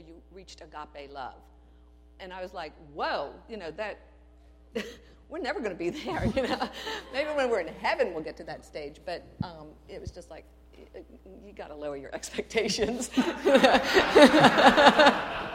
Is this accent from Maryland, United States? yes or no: yes; Aberdeen, Maryland, United States; I grew up in Aberdeen where on the little block we lived, everybody's father worked for the government